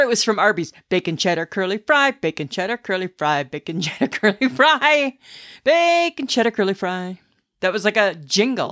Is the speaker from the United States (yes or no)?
no; Stayner, Ontario, Canada; growing up in Stainer and Collingwood